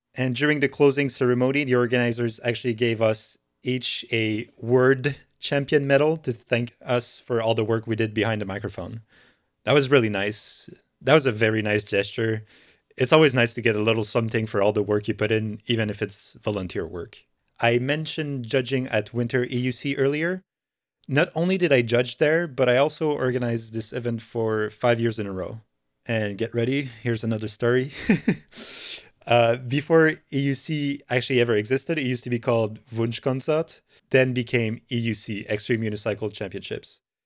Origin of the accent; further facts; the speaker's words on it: Montreal, Quebec, Canada; I'm from Montreal in Canada.